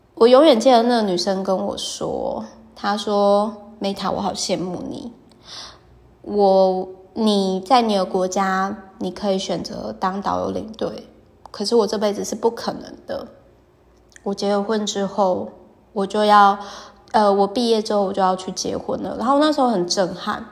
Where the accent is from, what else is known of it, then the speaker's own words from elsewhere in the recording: Taiwan; 身为台湾人